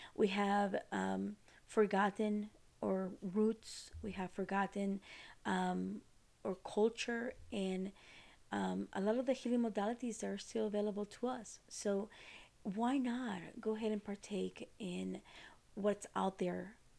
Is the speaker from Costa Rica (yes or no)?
yes; Costa Rica; moved away; I am from Costa Rica